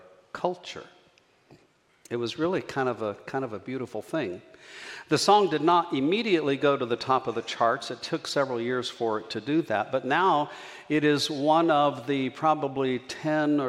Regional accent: New Mexico, United States; now in Encinitas, United States; a half-breed Mexican gringo from New Mexico

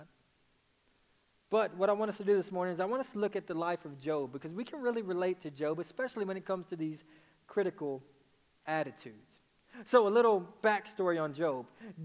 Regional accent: Dallas, Texas, United States; I'm from Dallas, Texas. So when I say naked, it's

